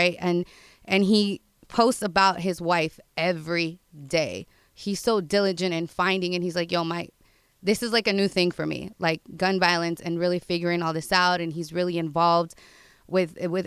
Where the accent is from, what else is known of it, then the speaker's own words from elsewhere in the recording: West Covina, California, United States; this is my hood, I grew up in West Covina